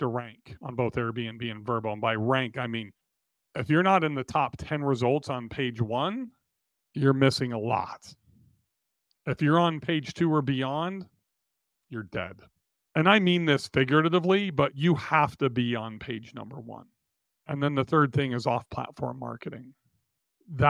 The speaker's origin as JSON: {"language": "English", "town": "Nashville", "region": "Tennessee", "country": "United States", "tie": "born or raised there", "said": "my hometown of Nashville, Tennessee"}